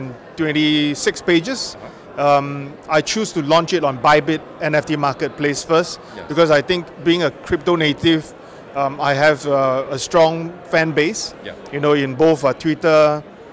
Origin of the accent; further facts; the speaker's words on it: Singapore; from Singapore.